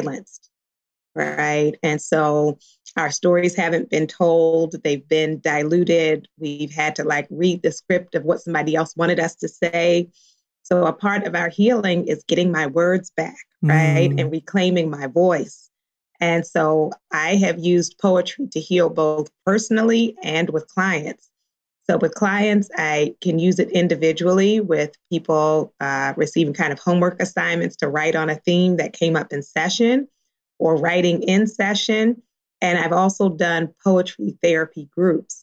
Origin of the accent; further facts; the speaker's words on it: Baltimore, Maryland, United States; now in California, United States; I grew up in Baltimore